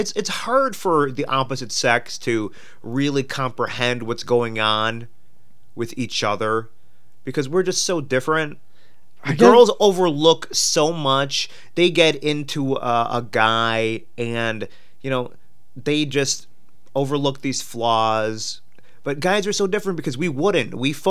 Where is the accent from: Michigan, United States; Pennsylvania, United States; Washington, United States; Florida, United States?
Pennsylvania, United States; Pittsburgh; Hey, I am from Pittsburgh.